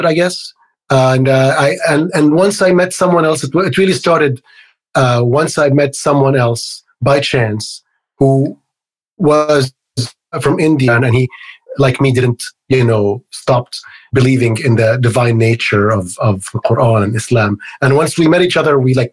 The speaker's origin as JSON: {"language": "English", "country": "Egypt", "tie": "born or raised there", "moved": "as an adult", "lives_now": "United States", "said": "I grew up in Egypt. So I moved to the United States when I was about 23, 24"}